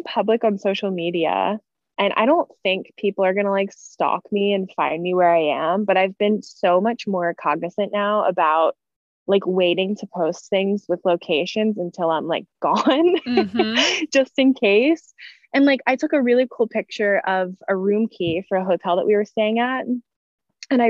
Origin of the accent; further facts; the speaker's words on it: near Baltimore, Maryland, United States; when I'm in the US, I'll say that I'm from Baltimore, which is not true. Like we're not technically from Baltimore.